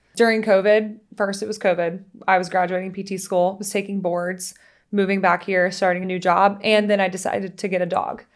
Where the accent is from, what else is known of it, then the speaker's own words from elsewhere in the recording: Louisiana, United States; now in Charleston, United States; growing up in Louisiana